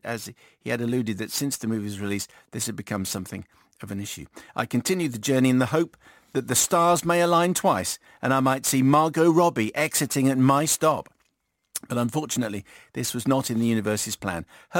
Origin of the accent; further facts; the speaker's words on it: Dublin, Leinster, Ireland; greetings. … I am from Dublin